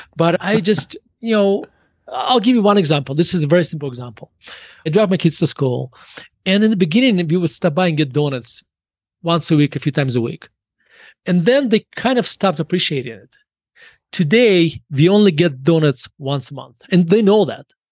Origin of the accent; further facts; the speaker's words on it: Murmansk, Murmansk Oblast, Russia; now in United States; When I was growing up in Russia